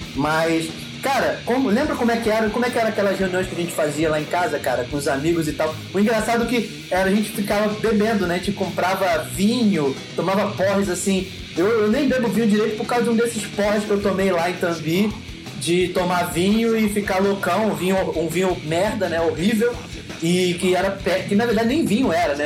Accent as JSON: {"language": "Portuguese", "region": "Rio de Janeiro", "country": "Brazil", "tie": "born or raised there", "moved": "yes", "lives_now": "Itaboraí, Brazil", "said": "eu nasci no Rio"}